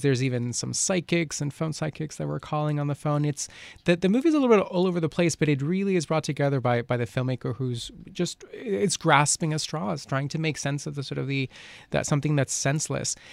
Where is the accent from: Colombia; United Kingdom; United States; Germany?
Colombia; moved away; I grew up in Colombia